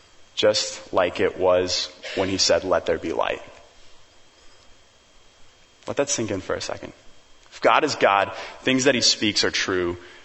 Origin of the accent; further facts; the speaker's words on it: Papua New Guinea; And I remember growing up in New Guinea, like we'd drive on all these crazy mountain roads.